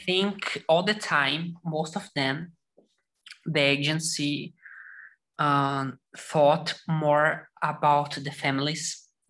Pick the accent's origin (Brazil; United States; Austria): Brazil; São Paulo; also born or lived in Netherlands; I'm from Brazil. I live in a little small town in the state of São Paulo